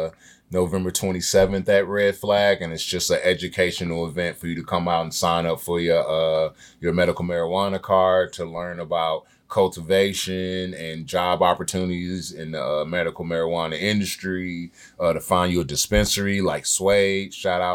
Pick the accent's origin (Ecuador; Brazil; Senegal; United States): Senegal; Yeah, I'm African. I'm from Senegal.